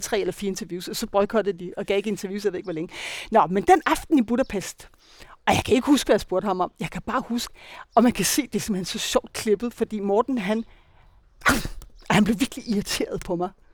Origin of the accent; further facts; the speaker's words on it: Denmark; also born or lived in Copenhagen, Denmark; now in Spain; Jeg kommer godt nok fra Jylland